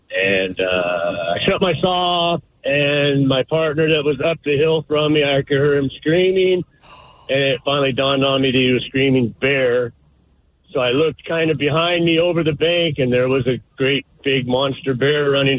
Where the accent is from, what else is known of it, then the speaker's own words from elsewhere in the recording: Alaska, United States; I grew up in Alaska